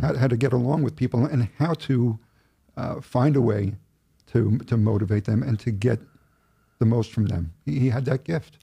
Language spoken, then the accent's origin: English; Oceanside, New York, United States; I lived in Oceanside, I grew up in Oceanside, I went through the school system